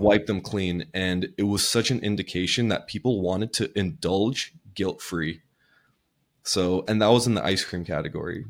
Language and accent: English; Southern California, United States; I grew up in Southern California.